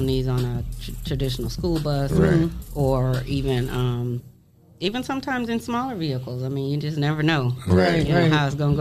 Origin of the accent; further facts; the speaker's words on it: Warren, Ohio, United States; moved away as an adult; also born or lived in Youngstown, Ohio; now in Toledo, United States; I am from Warren, Ohio